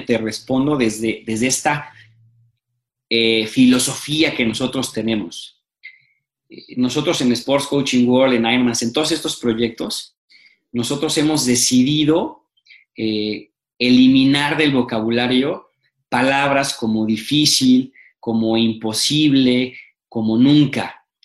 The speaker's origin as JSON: {"language": "Spanish", "country": "Mexico"}